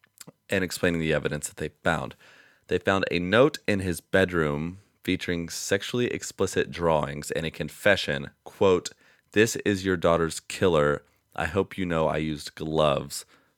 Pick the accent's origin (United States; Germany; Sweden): United States; New Jersey; a brutal murder that happened in the next town over from me when I was growing up in New Jersey.